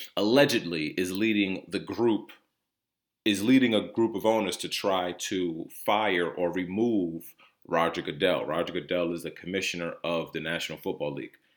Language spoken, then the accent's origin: English; New Jersey, United States; also born or lived in Connecticut; I was born in Connecticut. Um, I lived m, most of my life in the state of New Jersey